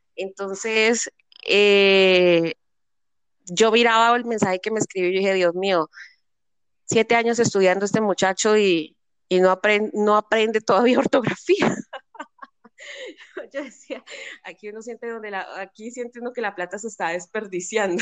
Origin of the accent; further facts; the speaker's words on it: Cali, Valle del Cauca, Colombia; mi ciudad es la tercera ciudad más importante de Colombia